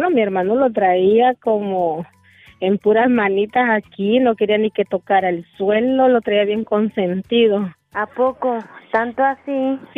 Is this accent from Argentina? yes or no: no; El Salvador; now in Las Vegas, United States; Yo nací de hermosa en El Salvador.